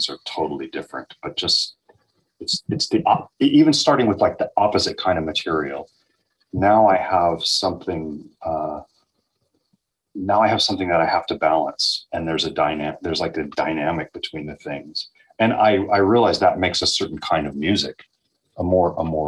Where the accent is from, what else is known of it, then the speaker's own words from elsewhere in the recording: Texas, United States; growing up in Texas